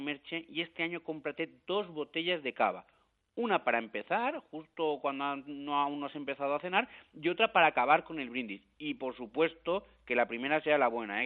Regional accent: Valencia, Valencian Community, Spain; yo soy de Valencia

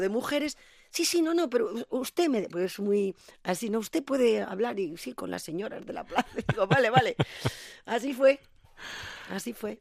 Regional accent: Zaragoza, Aragon, Spain; moved away; also born or lived in Madrid; yo soy una maña con fuerza y con talante

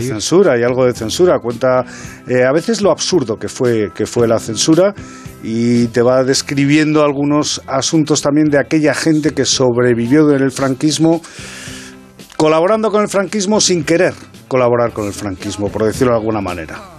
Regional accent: Madrid, Community of Madrid, Spain; los dos escritores somos del Parque de las Avenidas

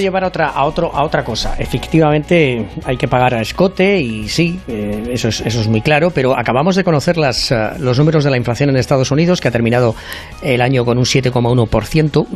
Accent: Spain; now in United States; Yo, como soy un caballero español y además del Real Madrid

